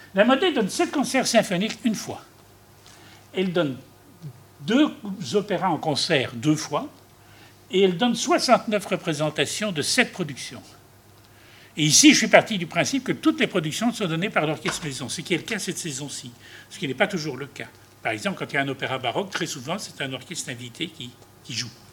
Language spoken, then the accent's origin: French; Belgium; nous, en Belgique